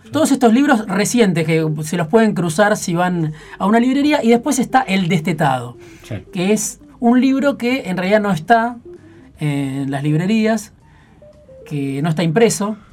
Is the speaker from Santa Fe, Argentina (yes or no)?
no; Baradero, Buenos Aires Province, Argentina; moved away; los que somos de Varadero